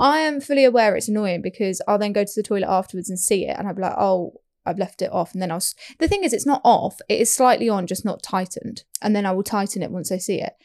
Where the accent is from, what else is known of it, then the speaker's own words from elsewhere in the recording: United Kingdom; We are British